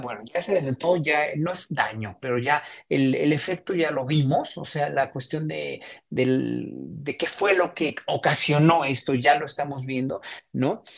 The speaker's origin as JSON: {"language": "Spanish", "country": "Mexico", "said": "como mexicanos"}